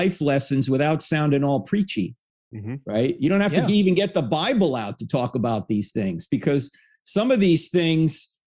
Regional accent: New Jersey, United States; moved away as an adult; now in Charlotte, United States; I grew up in New Jersey

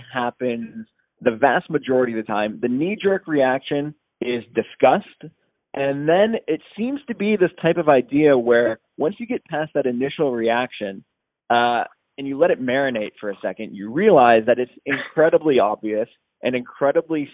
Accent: Southeast Michigan, United States; now in Northern Virginia, United States; I'm originally from Southeast Michigan, but I'm living in Northern Virginia now.

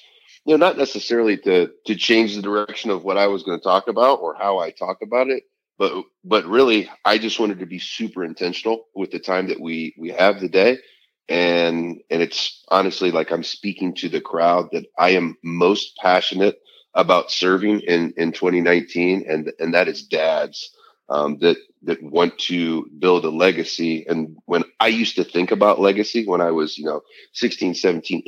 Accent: Midwest, United States; now in Southern California, United States; I'm from the Midwest

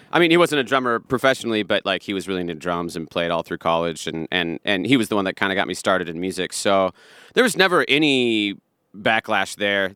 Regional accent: Bothell, Washington, United States; I grew up in Seattle area

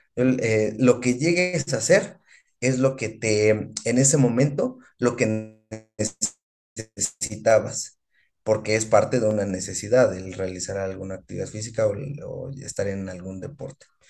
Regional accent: Mexico; como mexicano

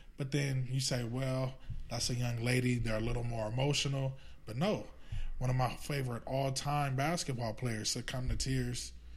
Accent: Los Angeles, California, United States; I grew up around Dorsey

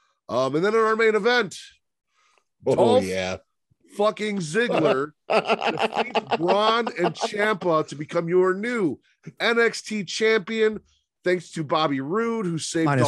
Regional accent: Chicago, Illinois, United States; I grew up in Chicago.

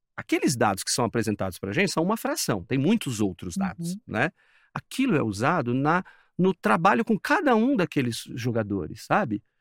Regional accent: São Paulo, Brazil; É eu sou aqui de São Paulo

